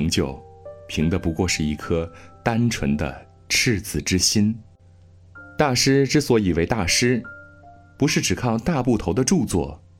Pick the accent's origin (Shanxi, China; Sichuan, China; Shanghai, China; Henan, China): Henan, China; Nanyang; 他大半辈子都生活在河南南阳，那是我的家乡，所以我从小就知道他。我家门口的那条马路，一直走，一直走。